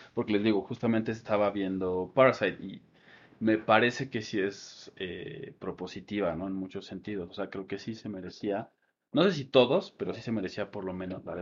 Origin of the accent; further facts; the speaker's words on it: Mexico; Y nosotros somos mexicanos